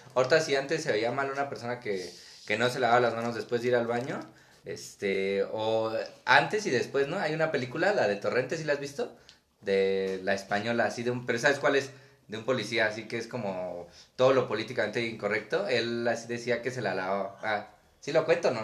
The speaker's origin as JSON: {"language": "Spanish", "country": "Mexico", "said": "hay mucho simbolismo presente en mi país"}